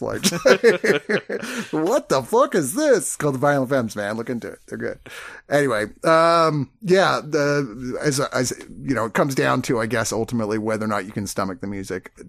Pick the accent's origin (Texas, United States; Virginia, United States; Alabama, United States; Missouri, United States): Virginia, United States; I grew up in Virginia